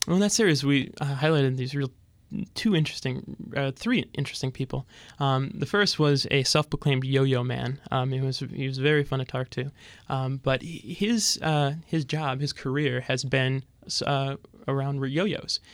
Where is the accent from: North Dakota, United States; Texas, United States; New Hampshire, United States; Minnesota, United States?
Minnesota, United States; Fergus Falls; moved away as an adult; I started working at my hometown paper, uh, daily paper in Fergus Falls, Minnesota